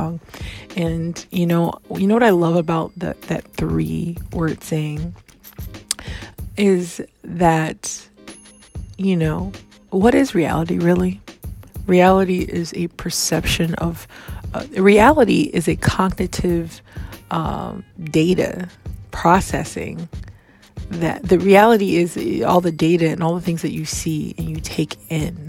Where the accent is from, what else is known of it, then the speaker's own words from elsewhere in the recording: Hawaii, United States; I'm African American and I am also raised in Hawaii, so I would say I'm a Hawaiian African American